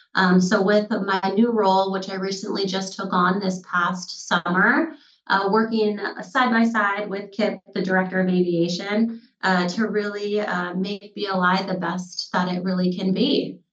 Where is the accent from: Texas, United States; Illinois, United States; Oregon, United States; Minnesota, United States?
Minnesota, United States; moved away as an adult; also born or lived in North Dakota; now in Bellingham, United States; I grew up, born and raised in Minnesota